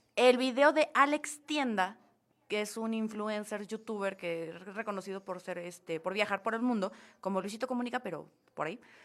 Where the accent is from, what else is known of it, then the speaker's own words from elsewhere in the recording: Mexico; como mexicanos